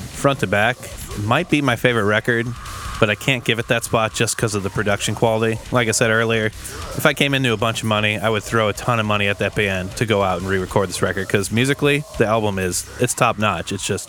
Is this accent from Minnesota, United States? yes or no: yes; Minneapolis, Minnesota, United States; my home state of Minnesota